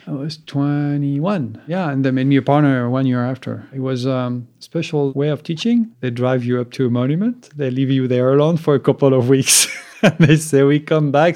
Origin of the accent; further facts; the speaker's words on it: Soissons, Hauts-de-France, France; moved away; also born or lived in Champagne / Pietrasanta, Italy; I was born in, uh, east of Paris, in a town, Soissons. I mean, not many people know about it. My family comes from Champagne